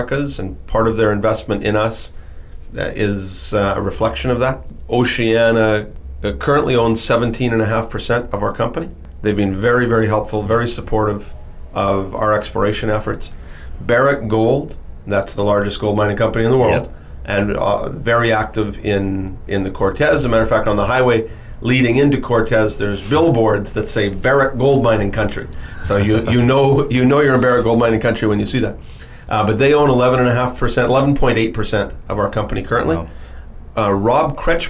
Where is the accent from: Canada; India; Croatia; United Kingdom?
Canada; Timmins, Ontario; I was born in Timmins, Ontario. And Timmins, Ontario is a small city in northern Ontario, Canada